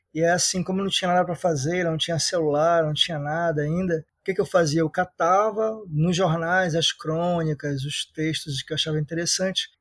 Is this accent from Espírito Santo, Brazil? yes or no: no; Belém, Pará, Brazil; eu sou da periferia, do bairro da Marambaia, na capital Belém